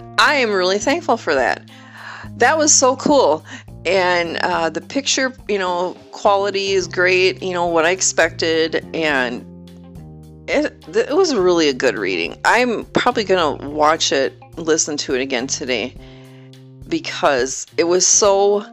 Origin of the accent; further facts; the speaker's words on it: Wisconsin, United States; moved away; I was from Wisconsin